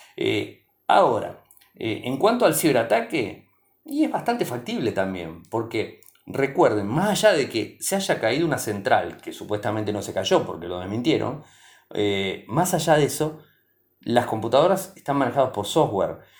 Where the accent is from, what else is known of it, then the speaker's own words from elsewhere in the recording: Argentina; mi país